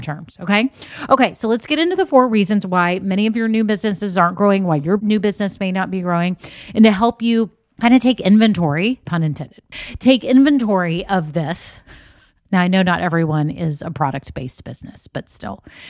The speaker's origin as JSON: {"language": "English", "region": "Texas", "country": "United States", "said": "we're from Texas"}